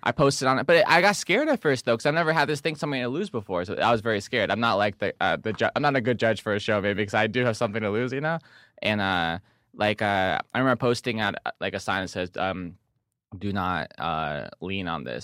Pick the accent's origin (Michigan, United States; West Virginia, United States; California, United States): California, United States; Del Mar; I'm from San Di, I'm from Del Mar.